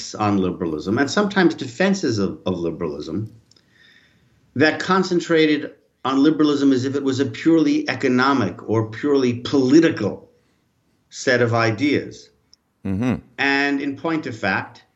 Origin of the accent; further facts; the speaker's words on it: United States; moved away as an adult; now in France; I'm originally American